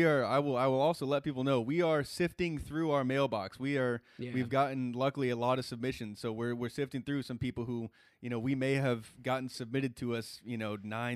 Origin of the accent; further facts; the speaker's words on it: Texas, United States; so I already little brownie points with me as a Texan.